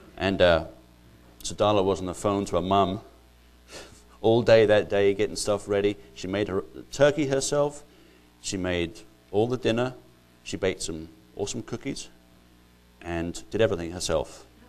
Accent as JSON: {"language": "English", "country": "Ireland", "moved": "as an adult", "lives_now": "United States", "said": "I'm not actually English, I'm actually Irish"}